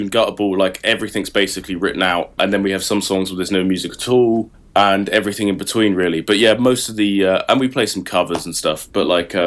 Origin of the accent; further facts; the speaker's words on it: Saffron Walden, East of England, United Kingdom; moved away as an adult; now in Leeds, United Kingdom; I'm actually from not far from Cambridge. I'm actually from Saffron Walden